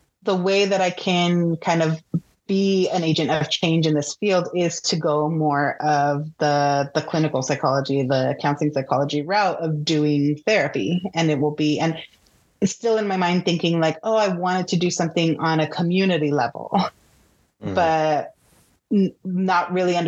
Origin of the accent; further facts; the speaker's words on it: Pico Rivera, California, United States; I grew up in Pico Rivera, which is like Southeast LA.